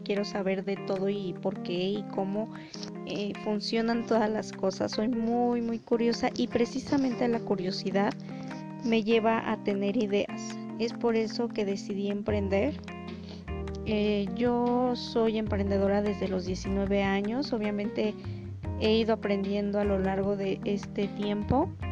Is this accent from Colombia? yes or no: no; Mexico; Soy mexicana.